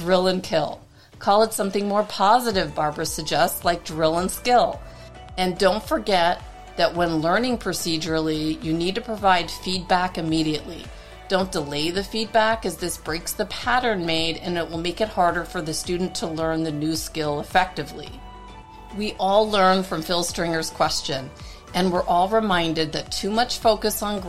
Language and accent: English; Toronto, Ontario, Canada; my hometown of Toronto, Canada